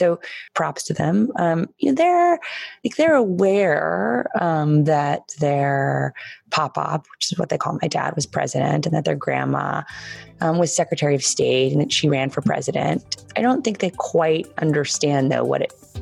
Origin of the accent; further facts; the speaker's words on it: Washington, District of Columbia, United States; I have so many wonderful memories of growing up in the White House.